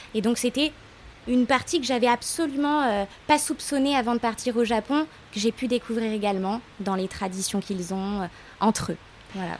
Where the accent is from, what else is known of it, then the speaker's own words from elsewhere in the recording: Lyon, Auvergne-Rhône-Alpes, France; now in Aix-en-Provence, France; à l'origine, je suis lyonnaise